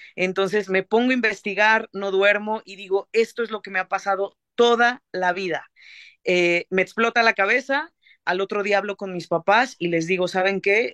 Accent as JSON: {"language": "Spanish", "town": "Xalapa", "region": "Veracruz", "country": "Mexico", "tie": "born or raised there", "also_born_or_lived": "Mexico City", "said": "Yo soy de Jalapa, Veracruz"}